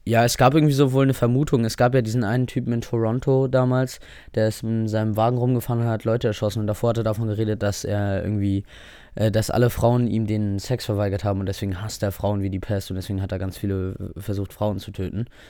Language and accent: German; Germany; Offensichtlich liebe ich das Land, in dem ich hier aufgewachsen, geboren bin